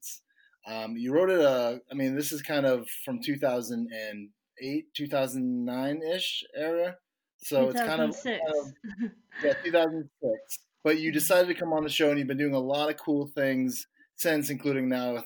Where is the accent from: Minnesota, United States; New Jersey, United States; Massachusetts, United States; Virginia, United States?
Massachusetts, United States; Boston; I'm from Boston.